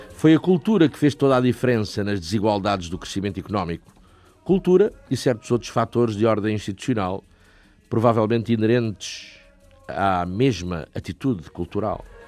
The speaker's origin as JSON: {"language": "Portuguese", "country": "Portugal", "said": "nós, portugueses"}